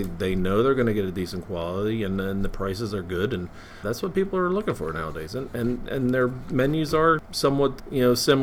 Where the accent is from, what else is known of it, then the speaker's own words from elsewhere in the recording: Philadelphia, Pennsylvania, United States; Being born and raised in the Philadelphia area